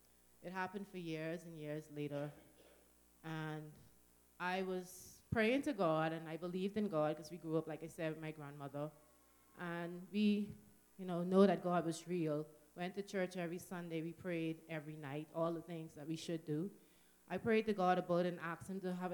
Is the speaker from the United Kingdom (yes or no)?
no; Nassau, New Providence, Bahamas; moved away; we come from the Bahamas, New Providence, which is the main island, or the capital, we call it, known more as Nassau